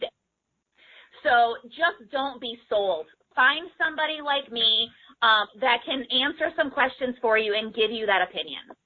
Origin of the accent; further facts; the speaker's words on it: Florida, United States; I'm from Florida, so here in Florida it's Publix